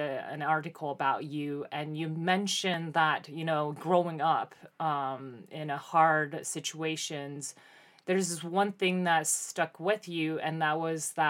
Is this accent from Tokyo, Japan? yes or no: yes; Mitaka, Tokyo, Japan; I was born and raised in this little town called Mitaka in Tokyo